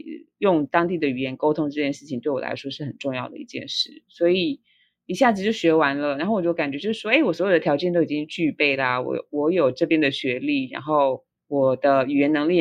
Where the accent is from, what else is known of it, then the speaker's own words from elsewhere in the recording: Taiwan; moved away as an adult; now in Norway; 我在台湾就是求学啊，甚至于求职的的呃之路都是非常顺利